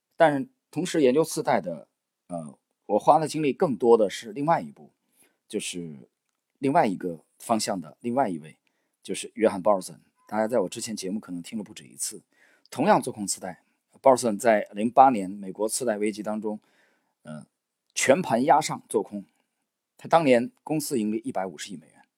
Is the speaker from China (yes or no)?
yes; China; 我们中国人为什么非常崇拜三国里的诸葛亮